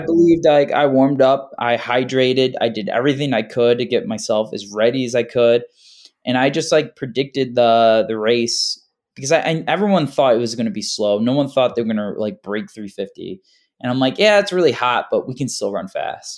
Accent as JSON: {"language": "English", "town": "Carmel", "region": "New York", "country": "United States", "tie": "born or raised there", "also_born_or_lived": "Hoffman Estates, Illinois", "said": "I was born in, uh, Hoffman Estates, Illinois, and I moved here in, uh, second grade in New York. and I've been living"}